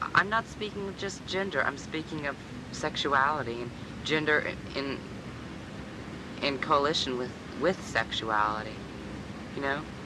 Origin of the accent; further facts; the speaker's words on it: Midwest, United States; now in New York, United States; I'm from the Midwest